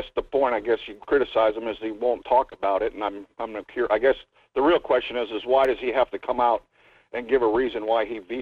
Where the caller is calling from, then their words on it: Fairbanks, Alaska, United States; Good morning. This is … from Fairbanks.